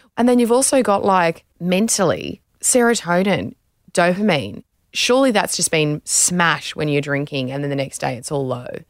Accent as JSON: {"language": "English", "country": "Australia"}